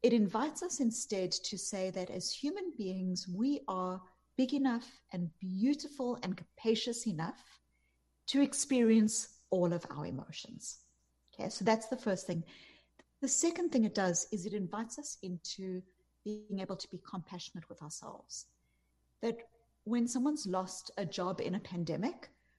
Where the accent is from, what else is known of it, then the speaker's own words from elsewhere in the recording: South Africa; moved away; You can hear from my accent, I'm not from America. I grew up in apartheid South Africa